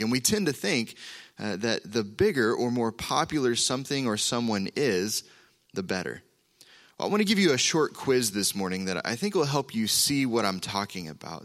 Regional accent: Oklahoma, United States; moved away; we're from Oklahoma

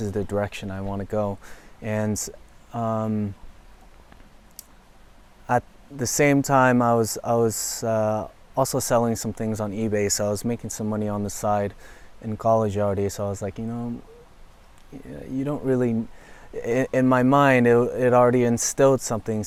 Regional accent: San Francisco, California, United States; I was born and raised in San Francisco

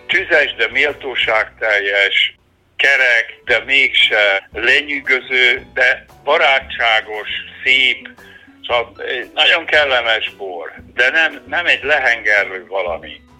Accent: Szekszárd, Tolna, Hungary

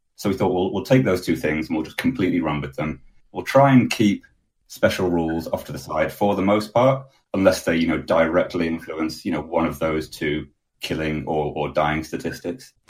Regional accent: Manchester, North West England, United Kingdom; I'm from Manchester in the UK

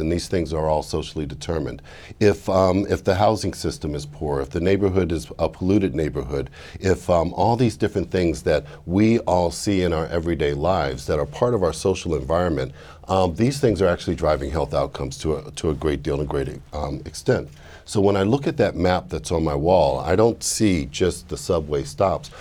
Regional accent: Washington, District of Columbia, United States; In my hometown, I grew up in Washington, D.C. We've been there for multiple generations.

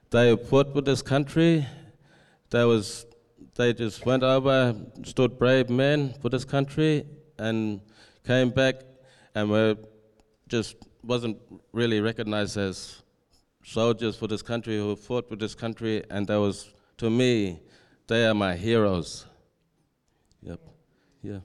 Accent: Perth, Western Australia, Australia; moved away as an adult; also born or lived in Alice Springs, Northern Territory; I was taken to foster care and placed into the city. I was stripped away from cu, uh, language, culture, and family, and all my tradition. And I spent about twelve, uh, eighteen years in Perth and turned eighteen

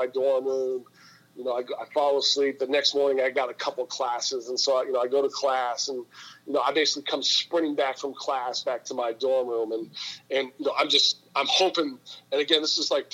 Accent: Menlo Park, California, United States; moved away as an adult; also born or lived in New England; I've been born and raised in California

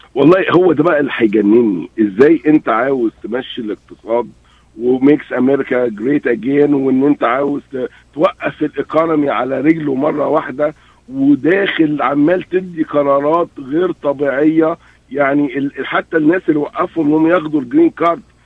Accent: Egypt; احنا عندنا جامعات في, في مصر

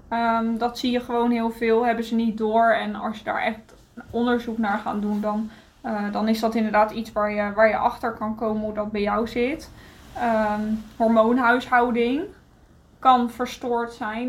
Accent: Netherlands; now in Greece; wij mogen als Nederlanders

